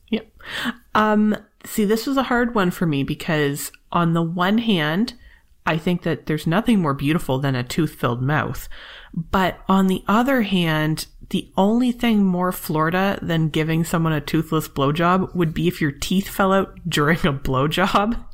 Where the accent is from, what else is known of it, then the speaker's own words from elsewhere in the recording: Canada; I'm Canadian